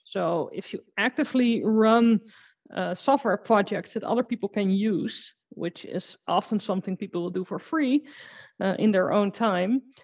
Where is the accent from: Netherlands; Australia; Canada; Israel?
Netherlands; I'm from the Netherlands and I work with Azure and automation.